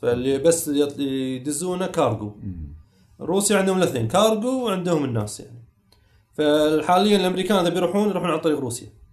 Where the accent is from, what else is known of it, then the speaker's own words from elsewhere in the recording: Kuwait; عندنا في الكويت